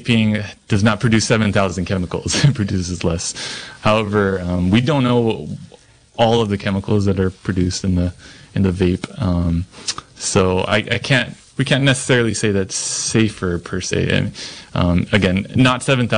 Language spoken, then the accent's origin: English; Hawaii, United States; moved away as an adult; now in Ukiah, United States; I am originally from Hawaii and went to school up there